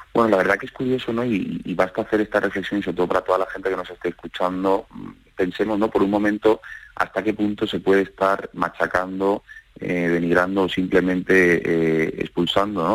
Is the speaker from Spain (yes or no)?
yes; Seville, Andalusia, Spain; moved away as an adult; now in Madrid, Spain; Yo soy sevillano viviendo en Madrid y soy una minoría ¿no? de sevillanos en Madrid.